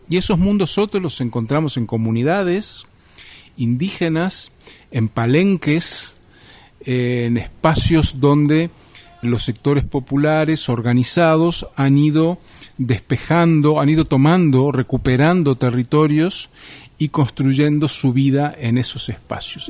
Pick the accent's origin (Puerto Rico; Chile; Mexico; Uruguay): Uruguay; also born or lived in Montevideo; soy uruguayo, vivo en Montevideo